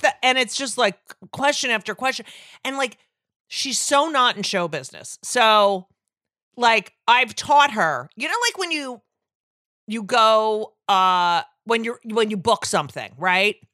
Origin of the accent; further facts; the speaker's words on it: Clark, New Jersey, United States; also born or lived in Newark, New Jersey / Elizabeth, New Jersey; I grew up in New Jersey